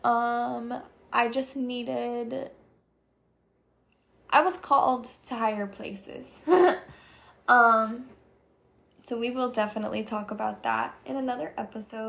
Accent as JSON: {"language": "English", "area": "Monmouth County", "region": "New Jersey", "country": "United States", "moved": "as an adult", "lives_now": "Gainesville, United States", "said": "I am originally from Monmouth County, New Jersey, but I moved to Gainesville, Florida in the summer of 2020 during COVID"}